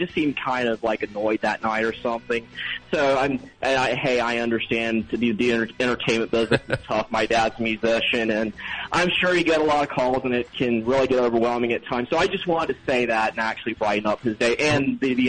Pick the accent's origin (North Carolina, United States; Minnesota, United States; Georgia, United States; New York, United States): North Carolina, United States; also born or lived in Florida; I was born in Florida and raised in North Carolina.